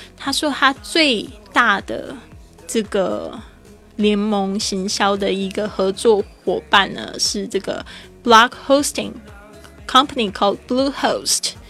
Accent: Taiwan; accent: Taiwanese-accented Mandarin; 我是台湾人

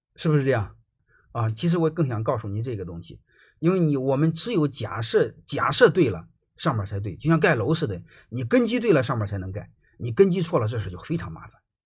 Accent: China; 我们中国人百分之九十九的人学稻盛和夫

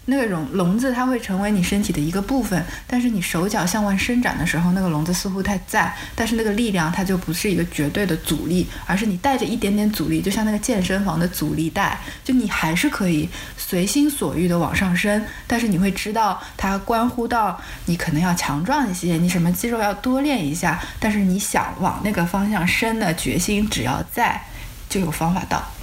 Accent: China; 我们作为中国人

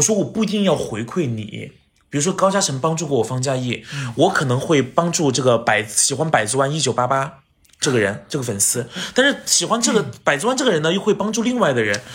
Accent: Chongqing, China; 我也是重庆人

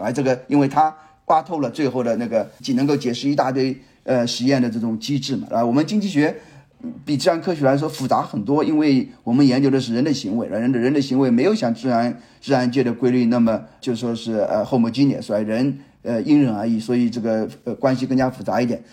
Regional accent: China; 作为中国人

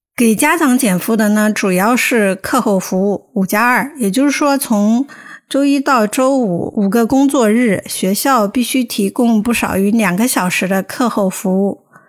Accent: Hubei, China; moved away; 仙桃是我们湖北的一个城市，算四线五线吧

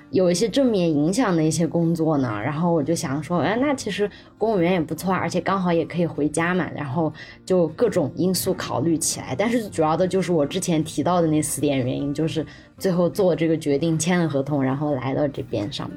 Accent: Sichuan, China; moved away as an adult; also born or lived in Beijing; 碰到了一个四川老乡

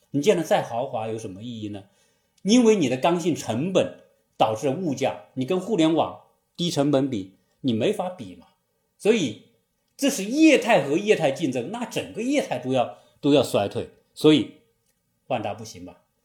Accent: China; 我们中国人

